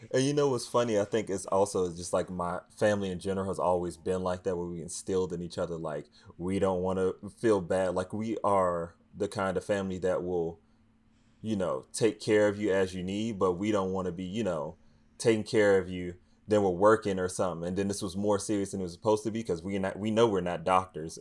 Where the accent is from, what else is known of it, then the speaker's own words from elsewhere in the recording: Washington, District of Columbia, United States; I grew up in Washington, D C, in, you know, low-income neighborhood and a cost area in Southeast